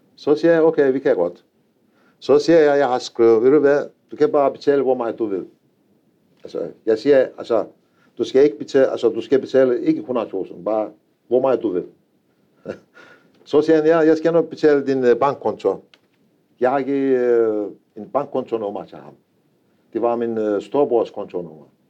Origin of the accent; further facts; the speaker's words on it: Anatolia, a village 115 km from Konya, Turkey; Danish is a second language; moved away as an adult; now in Denmark; Jeg har født i en landsby. Det var 4-5.000 indbygger. Det er 115 øh, km fra Konya.